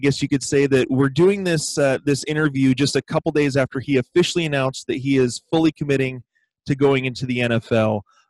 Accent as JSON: {"language": "English", "town": "Seattle", "region": "Washington", "country": "United States", "tie": "born or raised there", "said": "a guy, from my hometown team, the Seahawks, is Russell Wilson."}